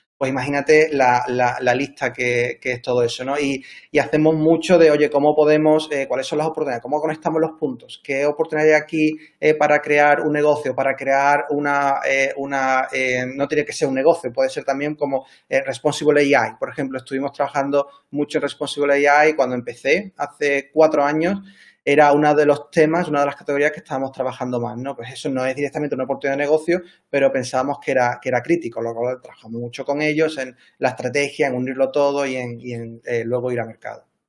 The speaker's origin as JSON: {"language": "Spanish", "town": "Cádiz", "region": "Andalusia", "country": "Spain", "also_born_or_lived": "Seville", "moved": "yes", "said": "yo soy de Cádiz, estudié en la Universidad de Sevilla"}